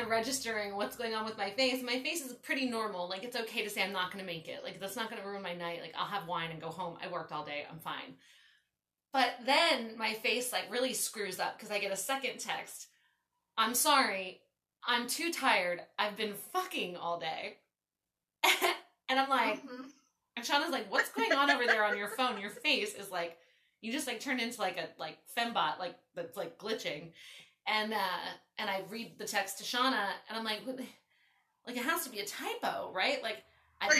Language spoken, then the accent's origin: English; Baltimore, Maryland, United States; moved away as an adult; now in California, United States; I grew up in Baltimore